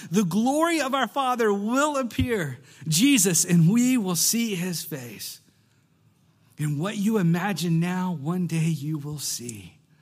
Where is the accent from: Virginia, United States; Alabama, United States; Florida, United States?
Alabama, United States; I grew up in Alabama.